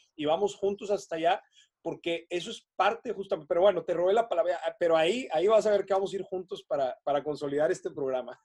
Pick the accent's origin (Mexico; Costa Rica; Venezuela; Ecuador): Mexico; northern Mexico; Yo soy un enamorado de mi país me considero patriota, amo a México